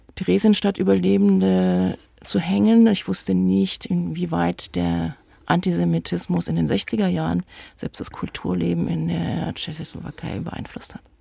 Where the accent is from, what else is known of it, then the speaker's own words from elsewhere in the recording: Leipzig, Saxony, Germany; In Leipzig, das ist meine Heimatstadt. Ich bin nie woanders wohnhaft gewesen